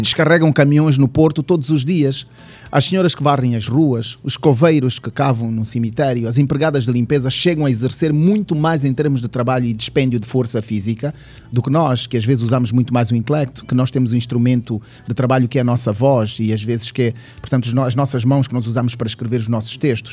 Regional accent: Lubango, Huíla, Angola; also born or lived in Bibala / Tômbua; now in Luanda, Angola; Sou do Lubango até porque eu fui para o Lubango com 5 anos

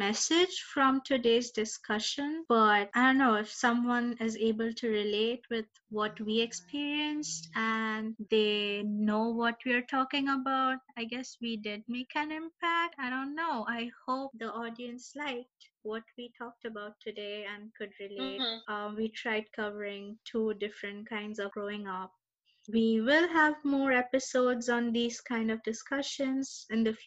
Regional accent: India; growing up in India

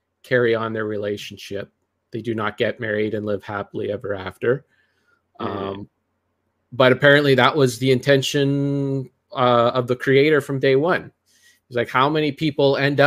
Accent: Canada; being Canadian

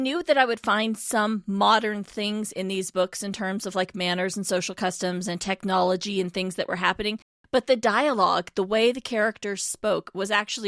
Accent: California, United States; I'm a … too.

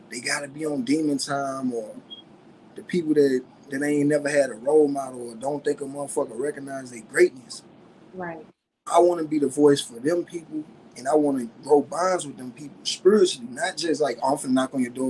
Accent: St. Louis, Missouri, United States; accent: country; I'm from St. Louis, 314, Missouri. You know, the west side, the ratchet part

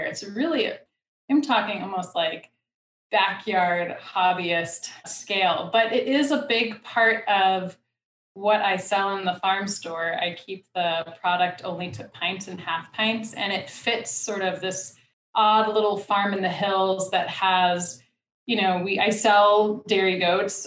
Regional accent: New York City, New York, United States; moved away; I grew up in the Bronx in New York City

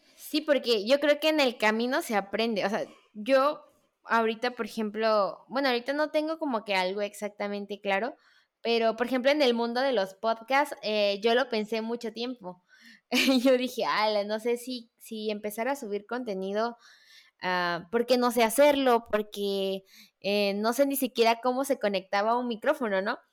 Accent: Veracruz, Mexico; yo soy de Veracruz

